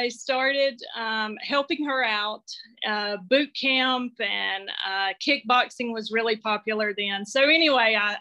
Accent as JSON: {"language": "English", "region": "North Carolina", "country": "United States", "tie": "born or raised there", "said": "I grew up in North Carolina. I still live in Western North Carolina, up in the mountains."}